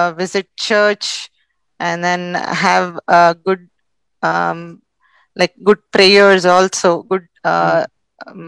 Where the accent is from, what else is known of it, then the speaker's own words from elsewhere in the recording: Hyderabad, Telangana, India; I am from India, South India, specifically from Hyderabad